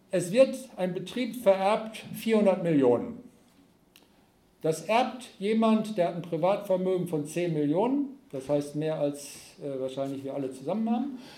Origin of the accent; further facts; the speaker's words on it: North Rhine-Westphalia, Germany; Ich komme aus Ostwestfalen und da gibt es eine ganze Reihe von denen.